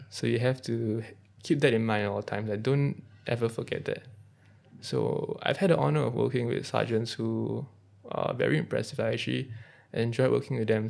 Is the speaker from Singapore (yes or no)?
yes; Singapore; So being a Singaporean